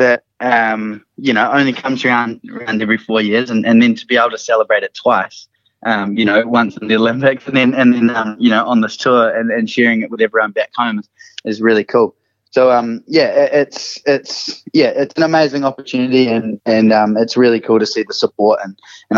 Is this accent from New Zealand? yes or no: yes; New Zealand; being a Kiwi and being a New Zealander